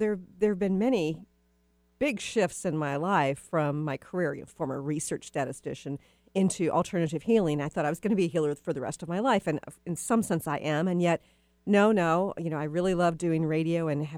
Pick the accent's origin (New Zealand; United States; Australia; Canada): United States; the South; moved away; I'm from the South originally, too